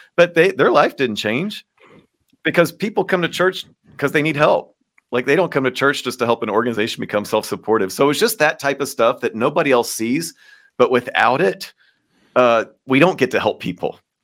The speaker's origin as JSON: {"language": "English", "region": "Kentucky", "country": "United States", "moved": "as an adult", "lives_now": "Baltimore, United States"}